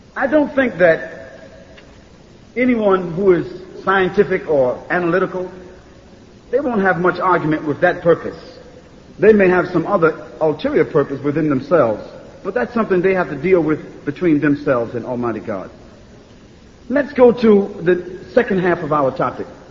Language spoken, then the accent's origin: English; United States; I'm from America